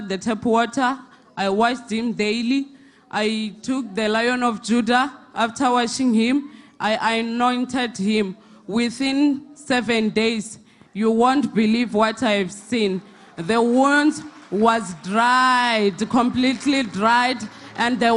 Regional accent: Limpopo, South Africa; I'm from Limpopo

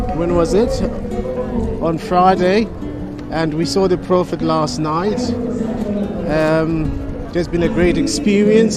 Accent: South Africa; we came from South Africa

